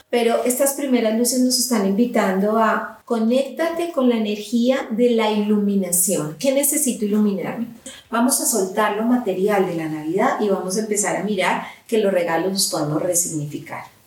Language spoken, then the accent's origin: Spanish; Colombia; Yo soy colombiana y entonces ya me están escuchando el acento y como colombiana nosotros a inicios de diciembre celebramos el Día de las Velitas